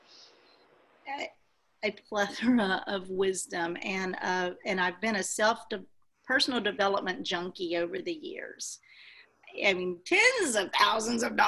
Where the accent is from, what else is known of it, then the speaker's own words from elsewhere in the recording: Texas, United States; I'm from Texas